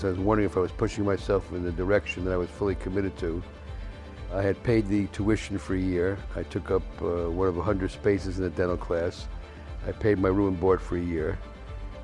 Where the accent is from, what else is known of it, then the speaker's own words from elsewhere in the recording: New York City, New York, United States; I grew up in the South Bronx with four other guys